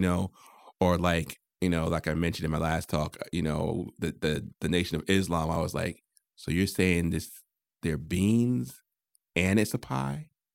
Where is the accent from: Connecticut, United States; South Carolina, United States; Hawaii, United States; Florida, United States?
Connecticut, United States; I'm from Connecticut.